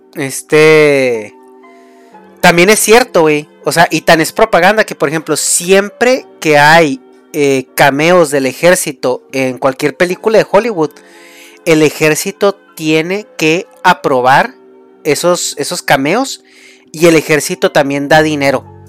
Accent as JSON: {"language": "Spanish", "country": "Mexico", "said": "soy mexicano"}